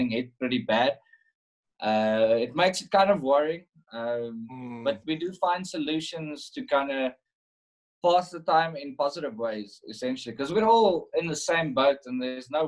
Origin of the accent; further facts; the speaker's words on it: South Africa; as a South African